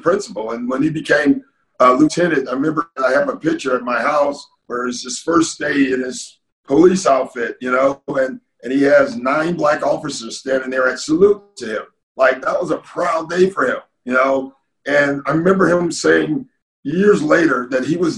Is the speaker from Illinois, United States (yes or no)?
yes; Maywood, Illinois, United States; I grew up in the Chicago, in a suburb of Chicago called Maywood.